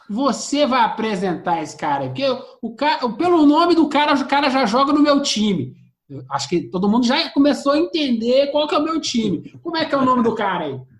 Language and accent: Portuguese; Minas Gerais, Brazil; accent: mineiro (uai, trem); nosso sotaque uai, né? Nosso sotaque tá é. tem o trem